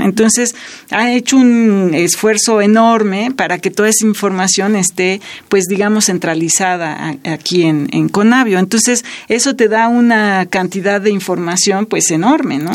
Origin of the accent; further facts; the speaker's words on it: Mexico; nuestro país y para nuestra cultura como mexicanos